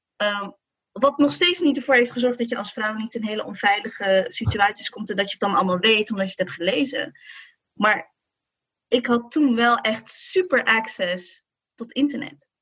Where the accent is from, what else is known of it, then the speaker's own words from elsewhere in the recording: Morocco; als Marokkaanse vrouw